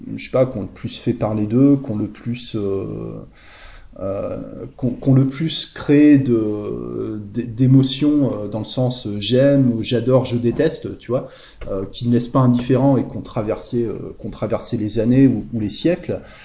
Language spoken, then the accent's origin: French; Le Havre, Normandy, France; ça me rappelle mon enfance en fait. Je, suis né, je suis né au Havre en Normandie